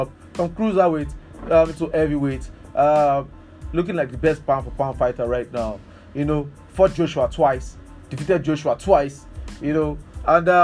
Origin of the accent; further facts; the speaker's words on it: Akure, Ondo, Nigeria; I'm somebody from Akure